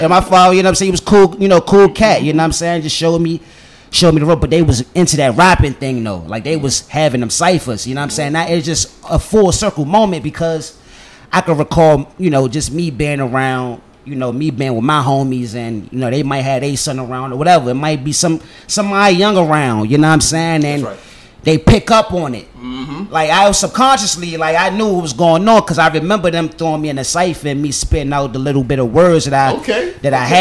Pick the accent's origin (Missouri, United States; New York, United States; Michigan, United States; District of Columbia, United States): District of Columbia, United States; Washington; I'm born and raised in Washington, D.C.